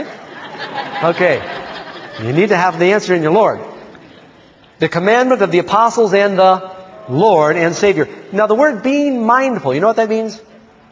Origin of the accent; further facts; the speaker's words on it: New York City, New York, United States; now in Northern California, United States; I grew up in New York City